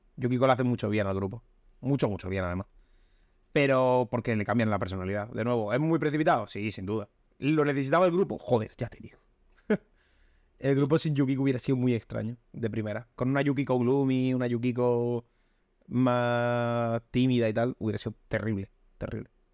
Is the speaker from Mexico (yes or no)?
no; Almería, Andalusia, Spain; soy de Almería